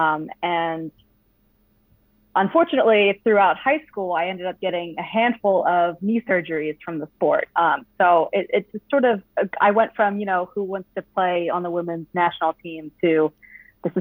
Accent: Voorhees, New Jersey, United States; I'm from Voorhees, New Jersey. It's about 20 minutes out of Philly

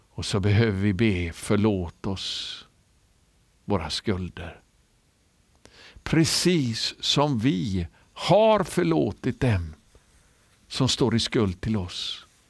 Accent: Sweden

